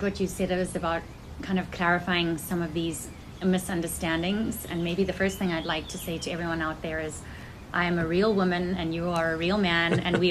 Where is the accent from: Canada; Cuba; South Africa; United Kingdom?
South Africa; moved away as an adult; now in United States; I was born in South Africa, and I lived there till I was 19 years old. And then I came to the United States when I felt God's call to my heart to be completely His as a lay consecrated woman in Regnum Christi.